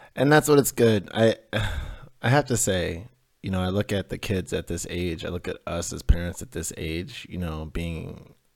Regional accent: Denver, Colorado, United States; We had these two huge pine trees in my front yard growing up in Denver

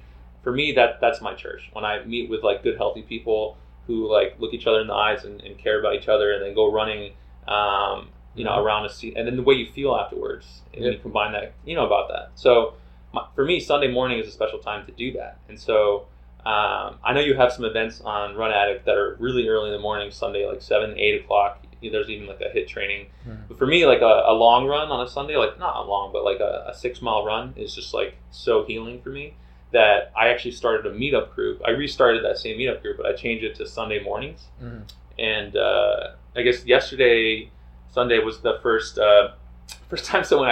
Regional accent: Texas, United States; I was born in Texas

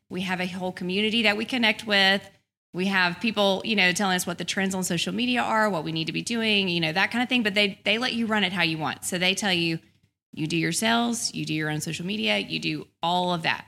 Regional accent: Birmingham, Alabama, United States; also born or lived in Tuscaloosa, Alabama; I grew up in Birmingham. I lived in Tuscaloosa till I was five

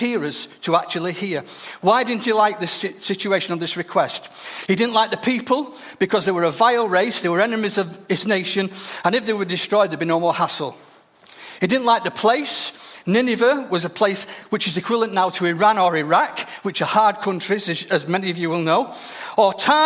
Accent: Denton, North West England, United Kingdom; the church I grew up in Denton

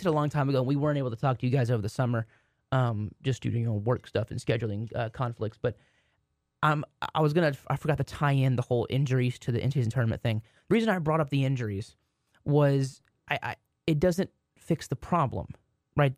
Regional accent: Waxahachie, Texas, United States; my hometown, Waxahachie

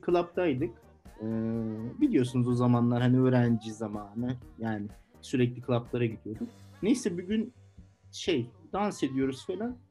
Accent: Turkey; moved away as an adult; now in Poland; Dedim ben Türk'üm dedim. Türkiye'den geliyorum

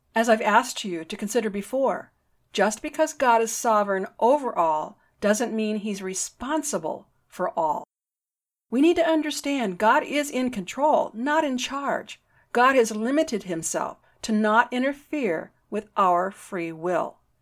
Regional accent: United States; I'm an American. I've always been an American.

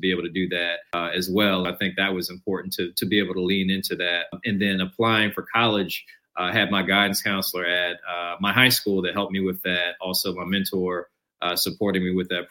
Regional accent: Charlotte, North Carolina, United States; also born or lived in Clarkston, Georgia; now in Durham, United States; Charlotte is where I spent middle school onward

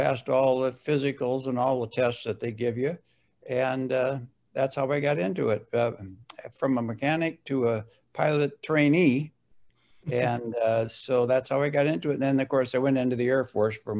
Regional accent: Fargo, North Dakota, United States; I was born and raised right here in Fargo, in South Fargo.

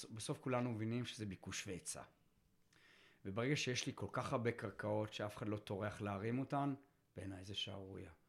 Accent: Tel Aviv, Tel Aviv District, Israel; תל אביבי, אתה יודע, בעוונותיי, נולדתי שם, רגיל תל אביב

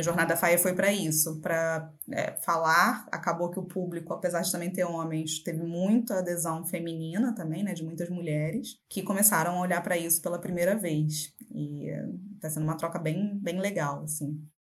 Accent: Macaé, Rio de Janeiro, Brazil; now in Rio de Janeiro, Brazil; Eu nasci em Macaé, que é uma cidade litorânea aqui no Rio de Janeiro. É, com 16 anos eu saí da cidade

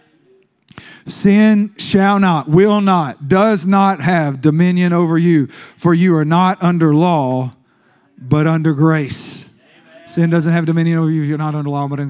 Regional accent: East Texas, United States; I was raised in East Texas

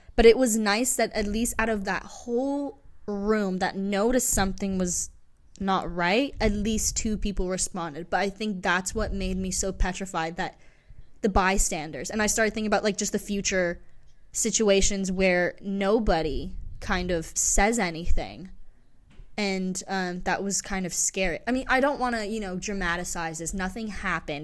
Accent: England, United Kingdom; moved away; growing up in England

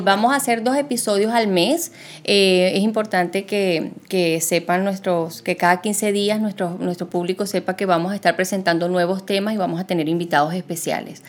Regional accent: Caracas, Capital District, Venezuela; moved away as an adult; also born or lived in Buenos Aires, Argentina / Margarita Island, Venezuela; now in Doral, United States; nací en Buenos Aires, Argentina, pero me crié en Venezuela, eh, me crié en Caracas

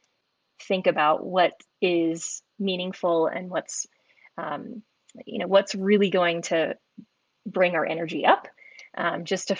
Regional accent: the Bay Area, Silicon Valley, California, United States; I grew up in the Bay Area, Silicon Valley

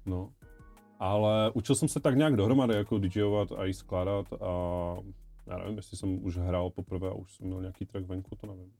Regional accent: Ostrava, Moravian-Silesian Region, Czechia; now in Havířov, Czech Republic; pocházím z Ostravy, ale bydlím teď v Havířově

